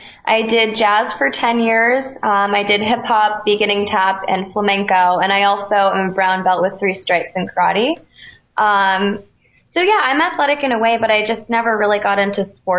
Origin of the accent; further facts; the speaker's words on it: Connecticut, United States; I'm from Connecticut, so we're in between New York and Boston.